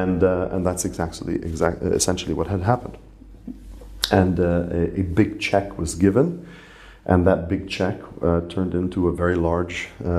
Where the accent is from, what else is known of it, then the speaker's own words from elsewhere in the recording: Ras Tanura, Eastern Province, Saudi Arabia; And I grew up in Saudi Arabia.